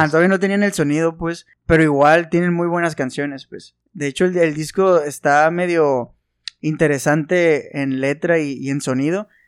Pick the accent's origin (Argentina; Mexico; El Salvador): Mexico; Sinaloa; nosotros somos sinaloenses y aquí en Sinaloa